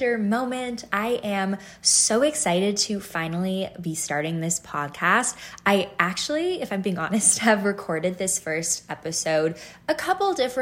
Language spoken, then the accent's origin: English; Chicago, Illinois, United States; moved away as an adult; also born or lived in Toronto, Canada / Northern California / Easton, Pennsylvania / Boston, Massachusetts; We moved to the States when I was 5, and we lived in Northern California for a number of years, and then we made our way over to the north suburbs of Chicago, which is where I spent the majority of my adolescent years